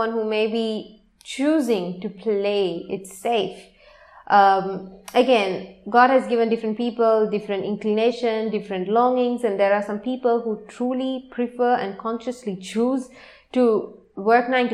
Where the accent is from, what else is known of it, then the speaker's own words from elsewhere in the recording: Sri Lanka; I am from Sri Lanka